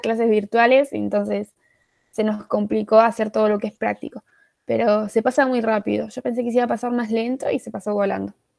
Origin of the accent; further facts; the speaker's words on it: Arroyo Cabral, Córdoba, Argentina; de Argentina, Córdoba